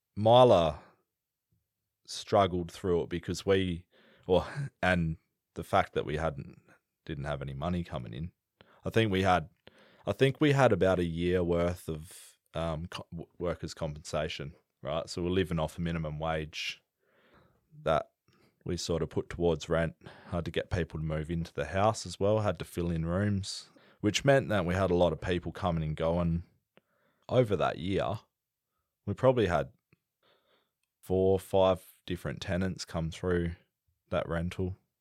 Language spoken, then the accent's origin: English; the Pilbara, Western Australia, Australia; also born or lived in Perth, Western Australia; I grew up in the Pilbara from, well, where I could remember from anyway. I was born in Perth